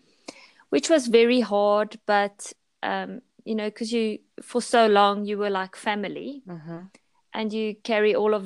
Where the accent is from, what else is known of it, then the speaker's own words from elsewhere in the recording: South Africa; also born or lived in Pretoria; I'm from South Africa, and I live in Pretoria, which is a city, a quite large city in South Africa.